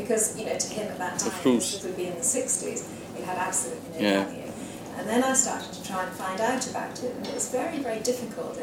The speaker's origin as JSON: {"language": "English", "area": "Scottish Borders", "region": "Scotland", "country": "United Kingdom", "tie": "born or raised there", "said": "I was growing up in the Scottish Borders"}